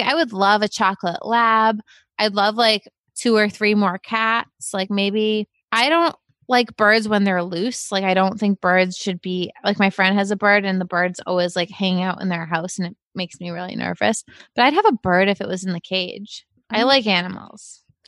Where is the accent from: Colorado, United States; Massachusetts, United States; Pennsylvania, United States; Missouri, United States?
Massachusetts, United States; Dennis; I grew up in Dennis, Massachusetts. It was a wonderful town.